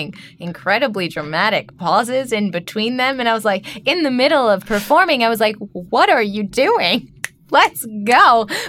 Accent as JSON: {"language": "English", "region": "New York", "country": "United States"}